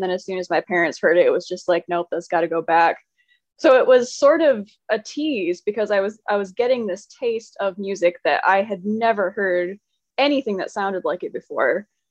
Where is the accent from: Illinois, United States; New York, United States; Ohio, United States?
New York, United States; also born or lived in North Carolina / Pennsylvania; I was actually born in Western New York to parents. My parents were both Southerners. And I moved to North Carolina when I was 10. We were only here for, I think, a year, maybe 13 months. And then we moved to Pennsylvania and then back to Wes